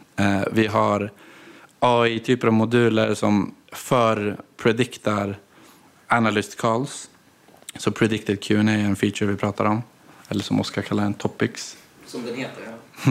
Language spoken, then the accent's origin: Swedish; Gävle, Gävleborg County, Sweden; moved away as an adult; also born or lived in Gothenburg; Jag är inte därifrån, jag är från Gävle från grunden. Men jag flyttade till Göteborg när 2015, nu var 18.